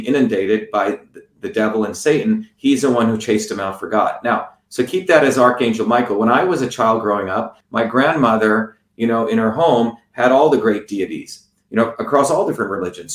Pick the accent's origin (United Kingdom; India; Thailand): India; moved away; growing up in India as a low caste, untouchable Indian